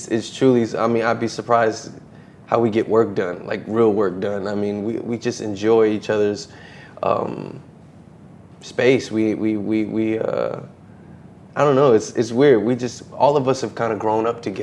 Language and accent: English; New Orleans, Louisiana, United States; I'm from New Orleans